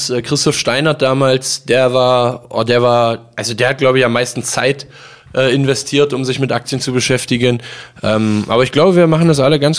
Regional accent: Magdeburg, Saxony-Anhalt, Germany; Ähm, ich liebe Magdeburg, das ist ja auch meine Heimatstadt.

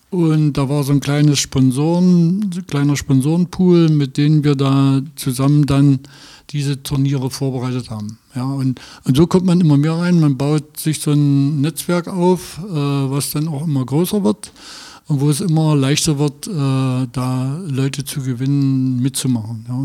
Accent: Altenweddingen, Saxony-Anhalt, Germany; born there; also born or lived in Magdeburg; Nee, nee, ich bin nicht in Magdeburg geboren, ich bin in Altenweddingen geboren.

